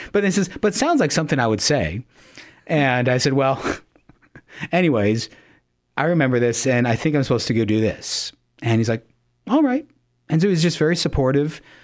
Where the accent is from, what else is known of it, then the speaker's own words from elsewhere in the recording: Yankton, South Dakota, United States; now in Sioux Falls, United States; I'm originally from Yankton, South Dakota, uh, was raised there.